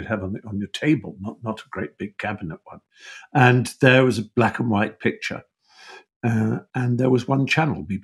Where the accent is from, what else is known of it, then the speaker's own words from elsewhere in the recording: Norfolk, East of England, United Kingdom; also born or lived in Buckinghamshire; when I was seven, we moved from Buckinghamshire to Norfolk